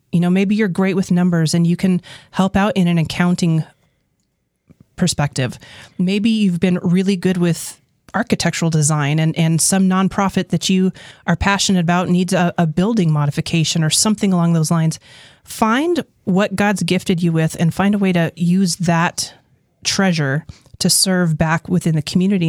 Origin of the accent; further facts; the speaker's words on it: New Mexico, United States; I was born and raised in New Mexico